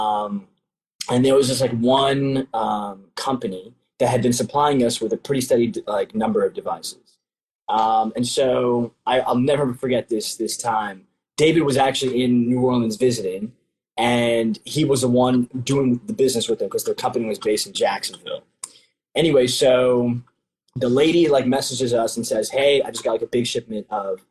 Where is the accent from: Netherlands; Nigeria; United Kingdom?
Nigeria; I'm a Nigerian, and the tribe specifically